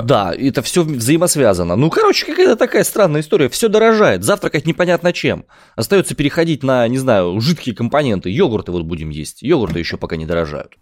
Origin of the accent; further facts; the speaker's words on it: Omsk, Omsk Oblast, Russia; я родом из Омска.